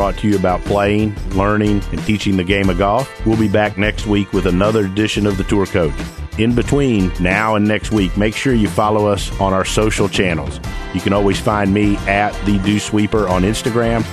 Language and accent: English; Alabama, United States; I'm from Alabama.